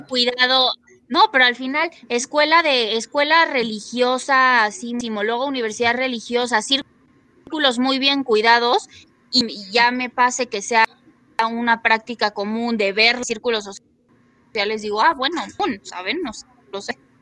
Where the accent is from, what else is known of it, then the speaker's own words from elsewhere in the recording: Mexico; somos un país que se caracteriza por el narcotráfico